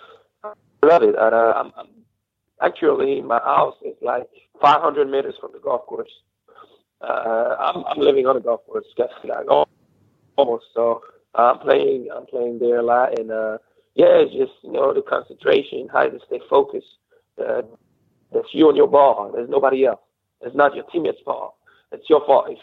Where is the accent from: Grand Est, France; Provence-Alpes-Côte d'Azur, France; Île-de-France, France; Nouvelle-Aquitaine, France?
Nouvelle-Aquitaine, France; Cognac; It's like an hour away from my hometown. I'm from Cognac.